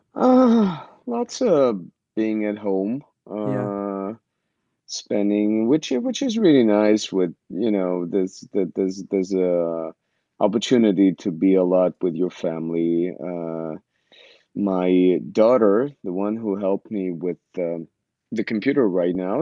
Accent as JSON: {"language": "English", "country": "Israel", "tie": "born or raised there", "also_born_or_lived": "Ukraine (Soviet Union)", "moved": "as an adult", "said": "when i was seven my family decided to move to israel and uh, i didn't have a, too much of a say so i went with them and uh, yeah and i grew up in israel"}